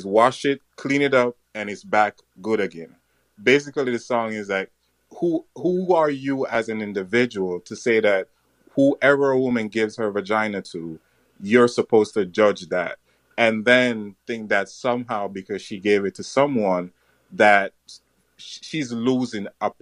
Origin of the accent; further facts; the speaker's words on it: Jamaica; I'm Jamaican